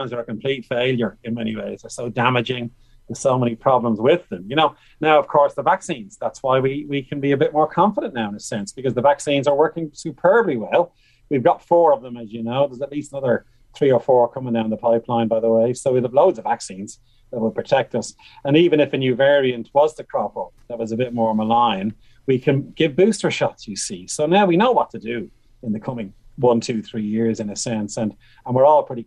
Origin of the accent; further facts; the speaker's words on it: Bray, Leinster, Ireland; I'm from Bray County Wicklow, from Pres Bray